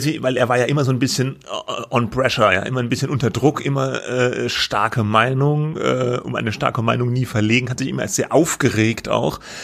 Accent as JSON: {"language": "German", "country": "Germany", "said": "bei uns in Deutschland"}